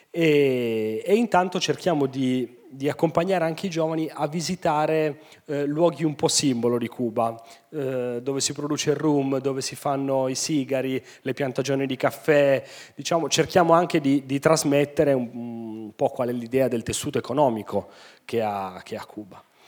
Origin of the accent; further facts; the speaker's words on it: Turin, Piedmont, Italy; siamo nati e cresciuti tutti a Torino